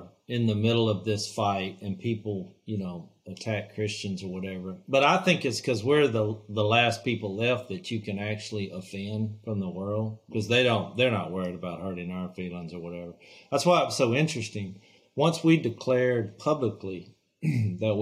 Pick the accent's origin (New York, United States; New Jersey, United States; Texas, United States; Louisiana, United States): Louisiana, United States; here's a family from Louisiana